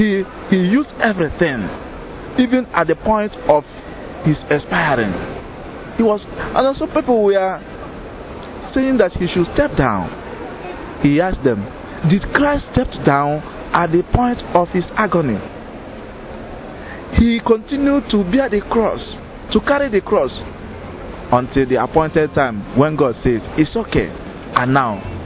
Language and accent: English; Nigeria; I am from Fanita Archdiocese in Nigeria